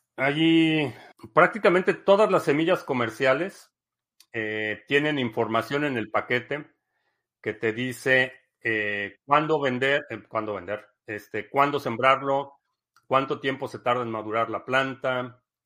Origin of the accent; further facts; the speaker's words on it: Mexico City, Mexico; now in United States; crecí en, en la Ciudad de México, o en centros urbanos